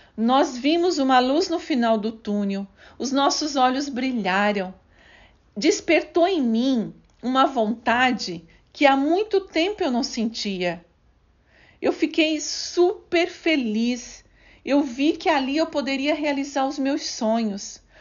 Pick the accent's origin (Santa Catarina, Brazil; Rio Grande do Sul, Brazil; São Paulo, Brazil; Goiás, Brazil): Santa Catarina, Brazil; Criciúma; Nasci em Criciúma, no estado de Santa Catarina. Tive uma infância muito simples